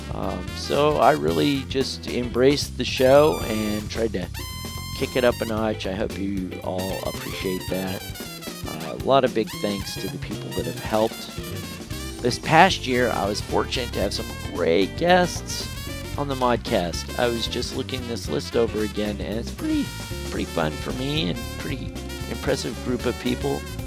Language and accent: English; United States; I'm an American